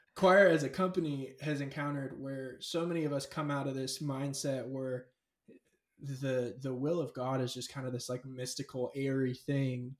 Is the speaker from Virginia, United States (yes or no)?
no; California, United States; I grew up in California. I was raised in California.